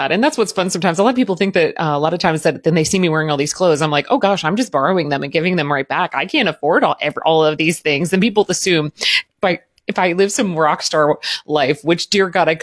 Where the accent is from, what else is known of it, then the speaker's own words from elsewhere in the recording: Southern Indiana, United States; I grew up in Southern Indiana, but basically Louisville